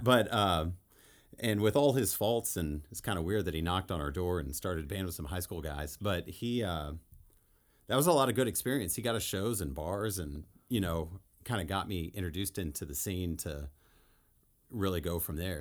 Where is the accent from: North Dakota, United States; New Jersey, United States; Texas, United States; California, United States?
Texas, United States; El Paso; I grew up in El Paso. Texas.